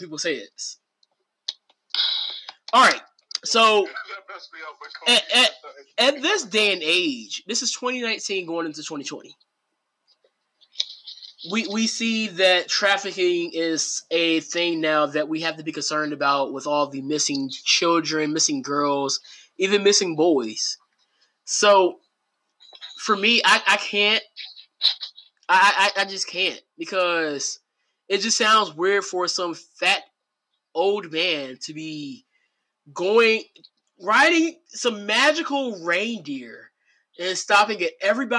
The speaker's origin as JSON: {"language": "English", "town": "Portsmouth", "region": "Virginia", "country": "United States", "tie": "born or raised there", "said": "I grew up in Portsmouth, Catalan Manor."}